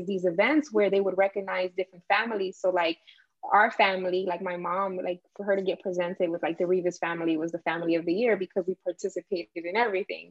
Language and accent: English; Miami, Florida, United States; I grew up in Miami, what's now known as the Wynwood Art District